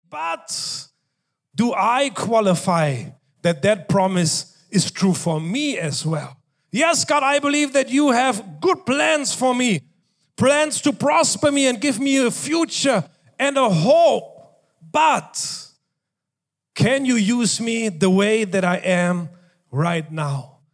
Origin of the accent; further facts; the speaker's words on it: Germany; moved away; I was growing up in Germany